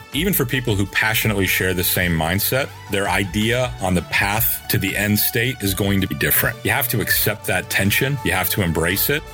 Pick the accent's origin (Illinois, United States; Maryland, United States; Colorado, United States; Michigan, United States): Michigan, United States; I grew up in Michigan